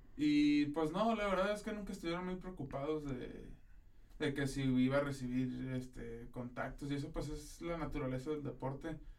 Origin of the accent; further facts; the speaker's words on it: Tijuana, Baja California, Mexico; moved away as an adult; also born or lived in Ensenada, Mexico; now in Monterrey, Mexico; nací en Ensenada, pero desde chiquito nos movimos a Tijuana prácticamente. Soy de Tijuana